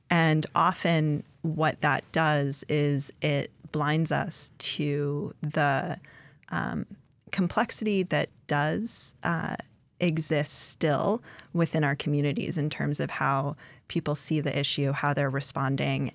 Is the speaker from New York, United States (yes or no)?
no; Indianapolis, Indiana, United States; now in Alaska, United States; I grew up in Indianapolis